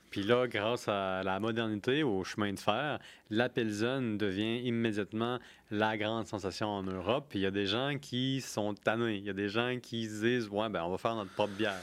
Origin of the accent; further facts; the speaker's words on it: Quebec City, Quebec, Canada; also born or lived in Pont-Rouge; je viens de la ville de Québec